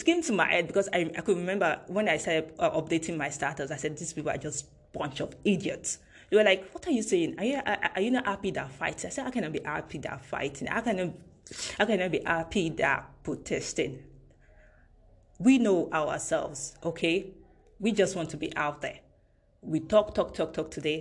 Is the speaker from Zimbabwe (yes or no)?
no; Nigeria; as a Nigerian